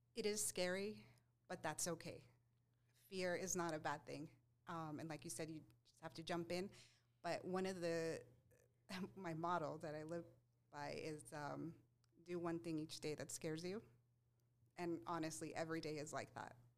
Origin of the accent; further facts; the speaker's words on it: El Paso, Texas, United States; moved away as an adult; also born or lived in Seattle / Phoenix; I was born and raised in El Paso